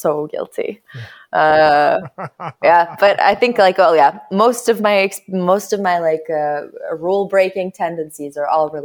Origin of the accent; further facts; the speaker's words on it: Stavanger, Rogaland, Norway; I'm from Stavanger, which is like on the West Coast.